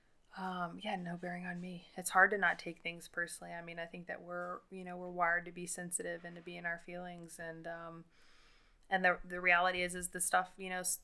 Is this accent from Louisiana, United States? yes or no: yes; the South, Louisiana, United States; we're from the South